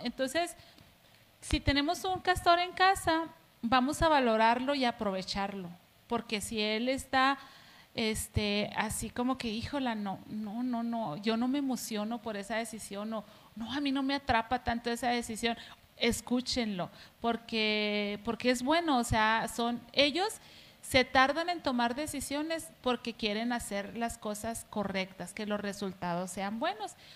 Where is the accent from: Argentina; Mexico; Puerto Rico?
Mexico; somos eh, mexicanos